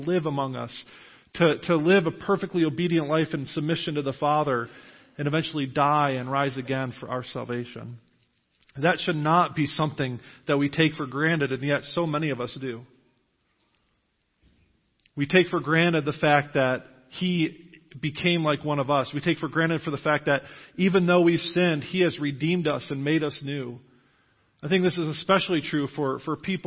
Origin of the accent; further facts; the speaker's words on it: Jamestown, New York, United States; moved away as an adult; also born or lived in Indiana; now in New Knoxville, United States; I am originally from Western New York. I was born and raised there